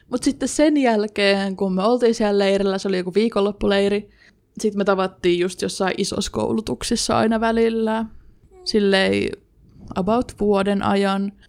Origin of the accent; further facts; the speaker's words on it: Jyväskylä, Central Finland, Finland; also born or lived in Sipoo, Uusimaa, Finland; sitten sen jälkeen Jyväskyläläistynyt